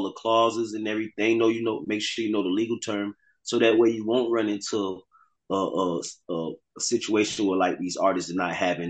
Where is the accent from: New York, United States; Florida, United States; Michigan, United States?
Florida, United States; South; my background, I'm my grandfather's Bahamian, and I come from South Florida